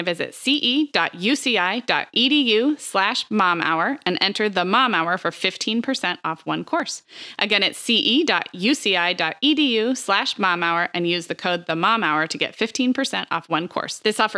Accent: California, United States; And growing up in California, I knew what a great reputation it had for typical 4-year degree programs.

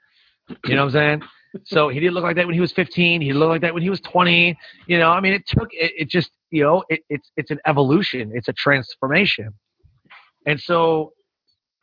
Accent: Detroit, Michigan, United States; We're both from Detroit

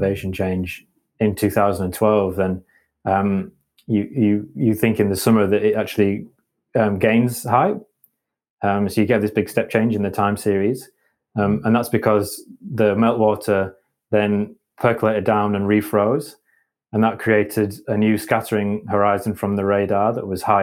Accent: Halifax, Yorkshire and the Humber, United Kingdom; now in Leeds, United Kingdom; And I'm from West Yorkshire. I'm a bit of a home bird, so I grew up in Halifax, which is not too far away, and I didn't move too far away.

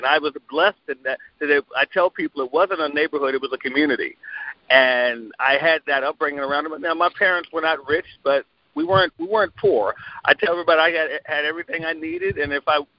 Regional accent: Glenarden, Maryland, United States; a year before I was born, they moved from the apartment they were in to a suburb of the D.C. area called Glen Arden, Maryland

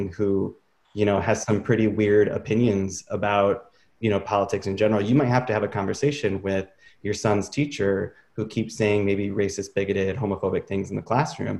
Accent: Traverse City, Michigan, United States; moved away as an adult; growing up in Traverse City

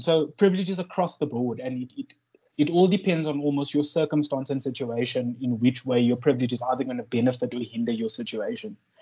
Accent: South Africa; moved away; I come from South Africa.

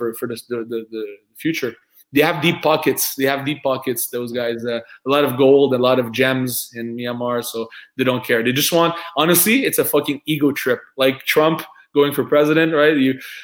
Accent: France; accent: French; English is a second language; I'm French, right? I have an accent.

